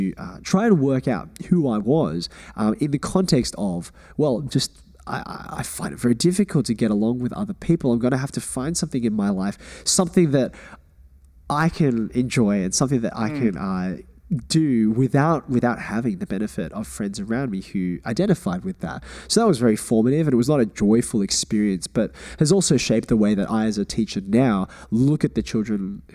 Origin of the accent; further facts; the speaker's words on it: Australia; Growing up, personally, my immediate family, we always thought about ourselves as Australian